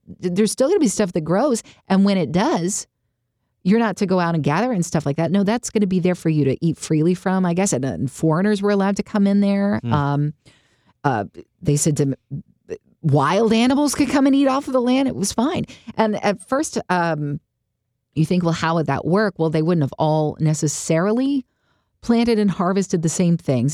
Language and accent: English; United States; I grew up in the United States of America